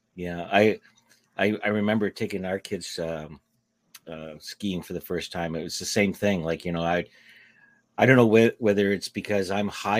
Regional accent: Canada; accent: Canadian; I'm from Canada, eh

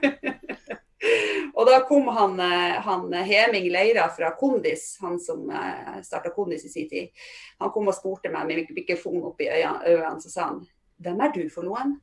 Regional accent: Fauske, Nordland, Norway; moved away as an adult; also born or lived in Trondheim; Men jeg kommer opprinnelig fra Fauske i Nordland, som er ikke så langt fra Bodø

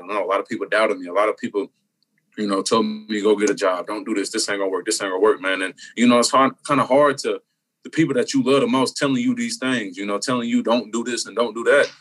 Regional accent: Indianapolis, Indiana, United States; I'm from Indianapolis

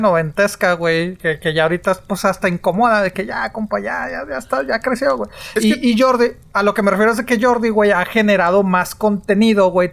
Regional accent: northern Mexico, Mexico; en el norte hablamos diferente

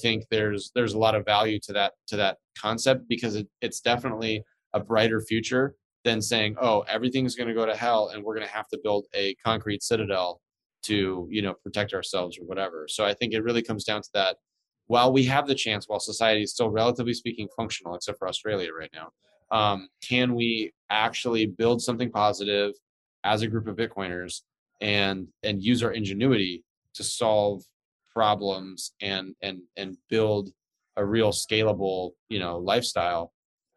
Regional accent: United States; I'm an American

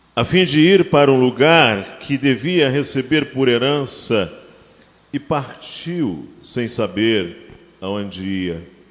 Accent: Brazil; Nós brasileiros somos formados na no romantismo do século XIX

